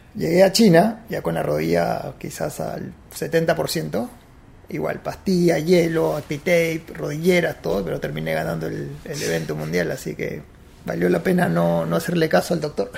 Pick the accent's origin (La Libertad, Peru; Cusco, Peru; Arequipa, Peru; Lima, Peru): La Libertad, Peru; Huanchaco; also born or lived in Cajabamba; mis papás siguieron su recorrido, llegaron a Trujillo, bajaron a Huanchaco, les encantó el sitio y decidieron quedarse ahí